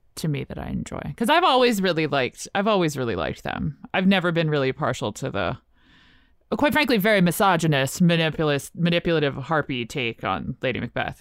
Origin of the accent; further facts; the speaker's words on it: Richmond, Virginia, United States; I'm from Richmond, and we had, like, the theater that showed the indie movies